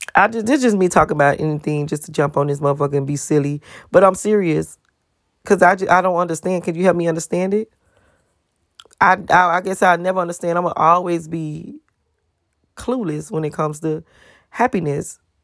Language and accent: English; Miami, Florida, United States; I'm from Miami